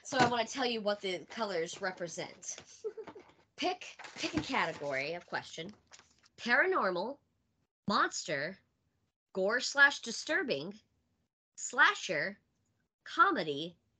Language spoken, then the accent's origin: English; Mississippi, United States; moved away as an adult; where we're from in Mississippi.